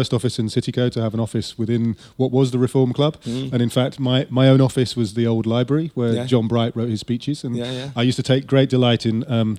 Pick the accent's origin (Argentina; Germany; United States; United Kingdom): United Kingdom; Ilkley, Yorkshire and the Humber; Lutyens' first major commission was called Heathcote, which is in my hometown of Ilkley, also in Yorkshire.